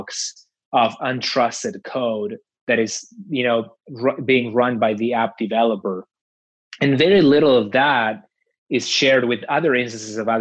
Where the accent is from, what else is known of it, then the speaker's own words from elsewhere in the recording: outside of the city of Buenos Aires, Buenos Aires Province, Argentina; moved away; in my country, like where I grew up, which is outside of the city of Buenos Aires